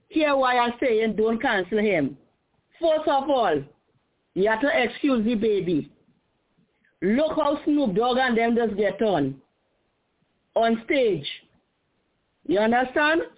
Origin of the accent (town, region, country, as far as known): Trinidad & Tobago